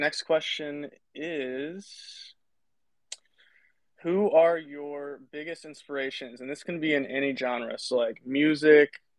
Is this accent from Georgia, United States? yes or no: no; Tennessee, United States; I grew up in Tennessee